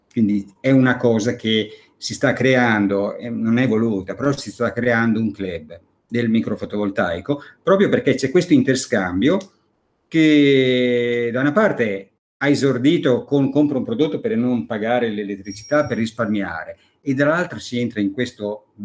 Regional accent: Emilia-Romagna, Italy; sono romagnolo, puro sangue, sono romagnolo puro sangue.

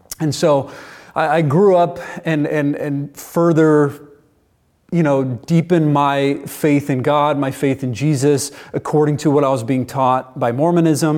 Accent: Indiana, United States; I'm from Indiana originally

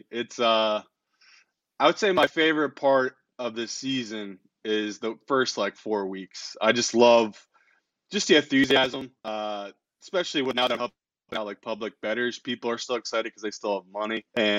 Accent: England, United Kingdom; also born or lived in New Jersey; So I'm from England, but I lived in New Jersey most of my life.

